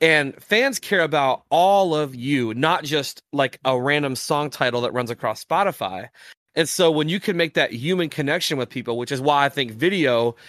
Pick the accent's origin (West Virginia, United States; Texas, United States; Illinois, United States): West Virginia, United States; And like, in at least the town I grew up in Southern West Virginia, if West Virginia was playing, like, you could walk outside your house and there's no cars moving.